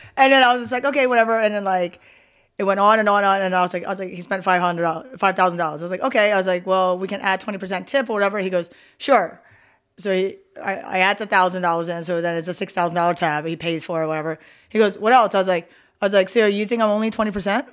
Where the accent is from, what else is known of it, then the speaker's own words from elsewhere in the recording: Philadelphia, Pennsylvania, United States; moved away as an adult; also born or lived in Delaware County, Pennsylvania; now in Las Vegas, United States; I'm originally from Philadelphia, so I was born and raised there